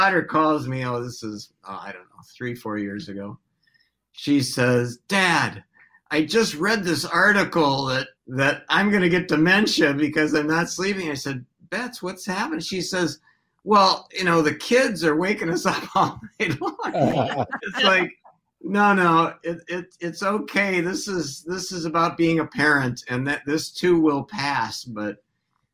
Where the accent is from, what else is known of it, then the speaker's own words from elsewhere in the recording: Hopkins, Minnesota, United States; also born or lived in Detroit, Michigan; I grew up in Minnesota. I grew up in Hopkins.